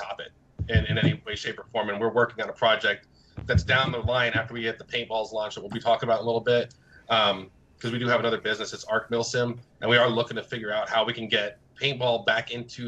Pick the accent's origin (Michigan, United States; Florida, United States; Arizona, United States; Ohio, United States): Florida, United States; also born or lived in New Jersey / New York / California; Right now I'm in Florida. I was born in Jersey, New York. Moved to Florida when I was little, and then I was in California for way too long, and then back to Florida